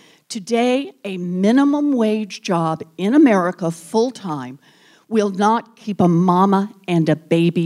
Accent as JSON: {"language": "English", "region": "Oklahoma", "country": "United States", "tie": "born or raised there", "said": "I grew up in Oklahoma, born and raised there."}